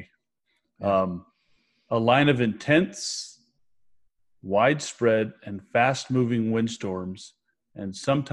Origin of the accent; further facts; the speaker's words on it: Northern California, United States; I'm from Northern California